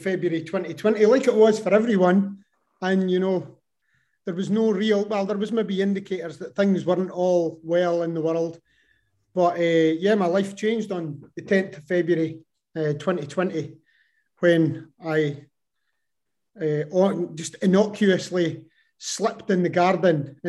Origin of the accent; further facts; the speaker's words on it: Kirriemuir, Scotland, United Kingdom; also born or lived in France; born and bred in Kirriemuir